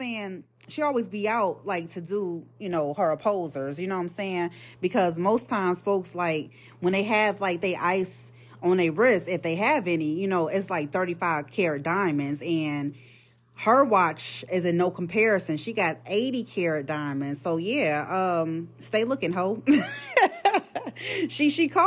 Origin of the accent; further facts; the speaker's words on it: Chicago, Illinois, United States; I'm from Chicago